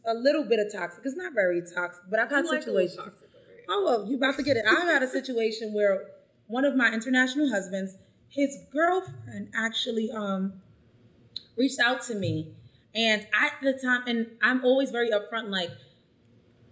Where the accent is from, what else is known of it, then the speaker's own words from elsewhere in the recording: United States; I'm American